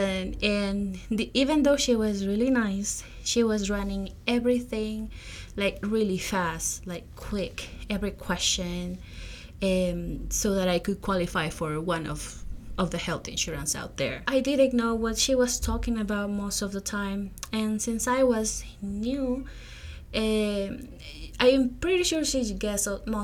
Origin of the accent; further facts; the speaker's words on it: Peru; moved away as an adult; now in United States; I am originally from Peru. I came to the U.S. as a non-immigrant student to follow a career in public health back in 2018.